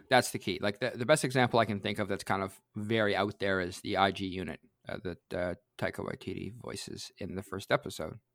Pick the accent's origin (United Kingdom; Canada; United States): Canada; I'm Canadian